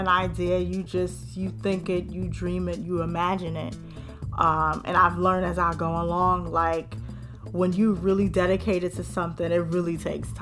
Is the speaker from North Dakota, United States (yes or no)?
no; New York City, New York, United States; I'm from the Bronx, born and raised